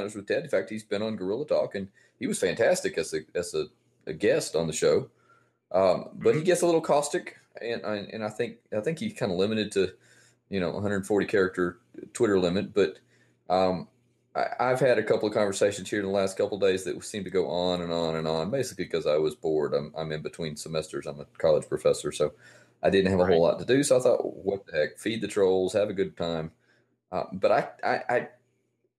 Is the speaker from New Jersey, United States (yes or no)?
no; Columbus, Georgia, United States; I was born and raised in Columbus, Georgia